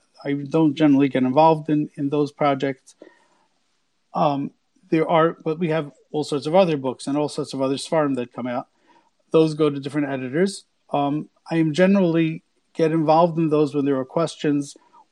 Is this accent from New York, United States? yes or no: yes; New York City, New York, United States; I grew up in Borough Park